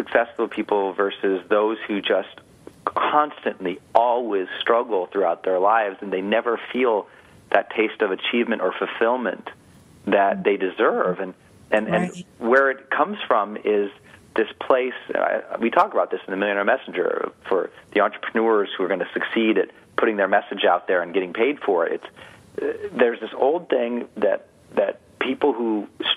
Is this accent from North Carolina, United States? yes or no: no; Montana, United States; I'm from Montana, from an Irish mining town